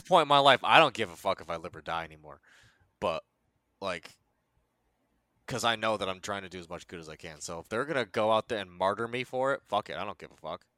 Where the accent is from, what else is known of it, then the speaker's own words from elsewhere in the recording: United States; also born or lived in South Korea; I was born in Korea. They FedExed my ass to America. I was adopted by a nice Italian family, and they fucking raised me from there